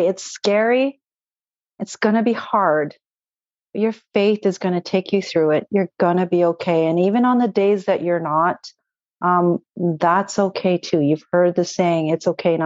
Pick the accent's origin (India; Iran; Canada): Canada; also born or lived in Toronto, Ontario; I'm Canadian